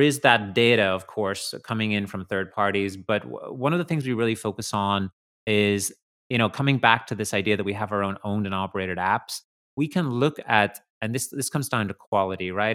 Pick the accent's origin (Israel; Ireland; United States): Ireland; I grew up in Ireland, and in the country